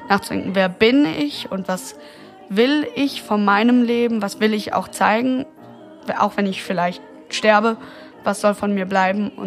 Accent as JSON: {"language": "German", "country": "Romania", "tie": "born there", "said": "Also ich bin 1992 geboren in Rumänien und meine leibliche Mutter war eine umgangssprachlich Zigeunerin, so eine Roma-Zigeunerin"}